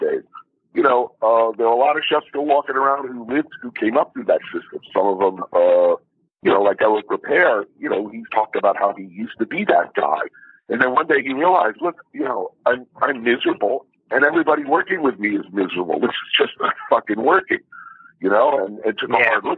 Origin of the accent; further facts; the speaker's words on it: New York, United States; I'm from New York